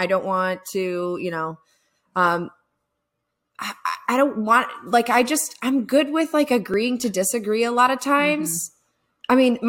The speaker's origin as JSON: {"language": "English", "region": "Florida", "country": "United States", "also_born_or_lived": "Virginia / Augusta, Georgia", "lives_now": "Atlanta, United States", "said": "I was originally from Florida. We moved up to Virginia. Then we came to Augusta, Georgia, and we stayed there until I was, well, after I was married."}